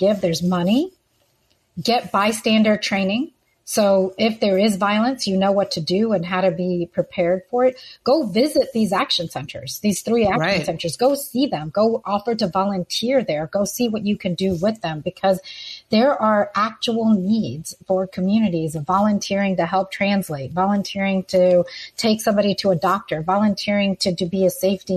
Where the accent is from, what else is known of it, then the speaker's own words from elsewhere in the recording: Houston, Texas, United States; Houston, Harris County